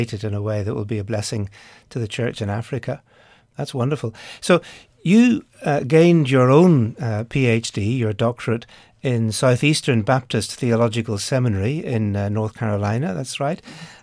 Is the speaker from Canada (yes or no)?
no; Ireland; I come from Ireland.